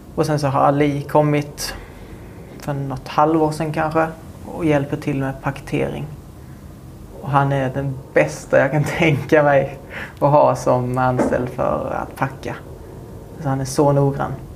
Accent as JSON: {"language": "Swedish", "town": "Munka Ljungby", "region": "Skåne", "country": "Sweden", "tie": "born or raised there", "said": "mitt hus där jag växte upp"}